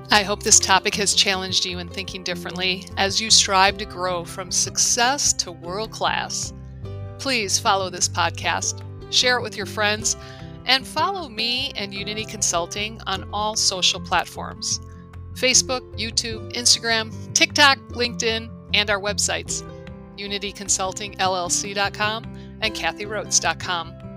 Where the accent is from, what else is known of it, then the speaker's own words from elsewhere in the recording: United States; I'm from the United States